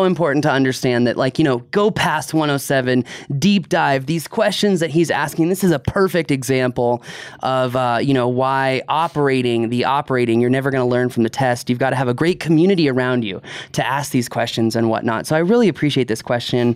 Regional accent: East Coast, United States; I grew up on the East Coast

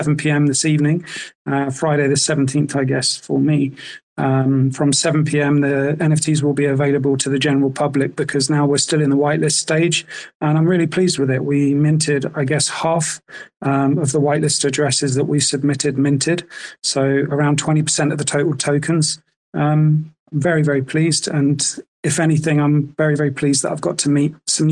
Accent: South Africa; moved away as an adult; also born or lived in United Kingdom; I spent my whole childhood growing up in SA

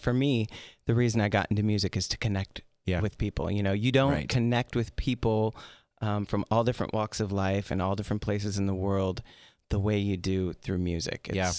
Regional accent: Wisconsin, United States; moved away as an adult; also born or lived in Los Angeles; now in Las Vegas, United States; You know, I'm originally from Wisconsin, and I moved to L.A. and lived there for several years.

